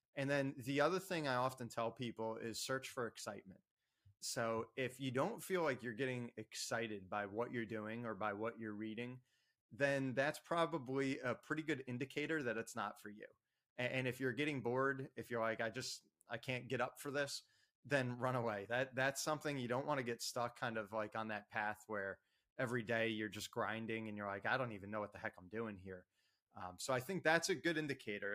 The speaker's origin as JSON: {"language": "English", "town": "Ocean Township", "region": "New Jersey", "country": "United States", "tie": "born or raised there", "said": "I was uh, born and raised in Ocean Township, New Jersey."}